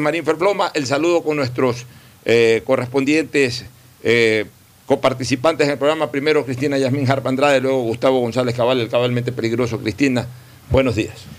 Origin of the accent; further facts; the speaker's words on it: Guayaquil, Guayas, Ecuador; moved away; mi ciudad natal, que ahora sea para mí una ciudad de tránsito los fines de semana